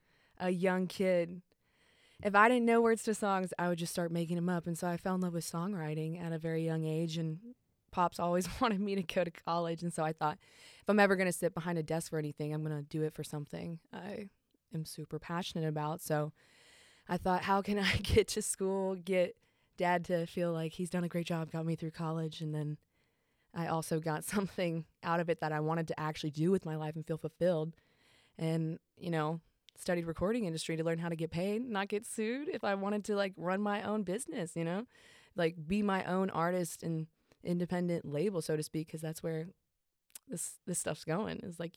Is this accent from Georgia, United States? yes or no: yes; Marietta, Georgia, United States; also born or lived in Chicago, United States; I was born and adopted in Chicago, Illinois, but raised, you know, outside of Atlanta, Georgia, Marietta.